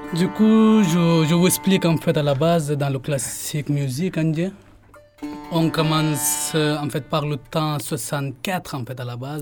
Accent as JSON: {"language": "French", "town": "Jaipur", "region": "Rajasthan", "country": "India", "tie": "born or raised there", "also_born_or_lived": "Mumbai", "said": "Je suis né là-bas et puis on est déménagé au Rajasthan"}